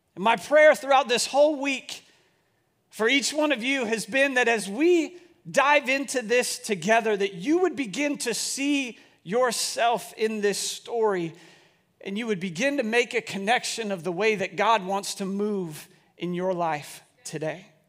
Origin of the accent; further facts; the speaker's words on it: Bellevue, United States; growing up in Bellevue, it was a place that I just always wanted to live.